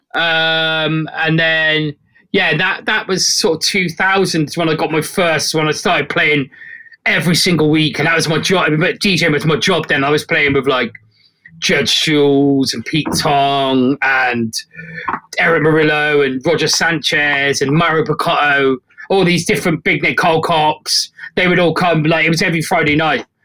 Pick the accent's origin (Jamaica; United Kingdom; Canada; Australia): United Kingdom; South West England; It's the town where I'm from. It's like a little market town.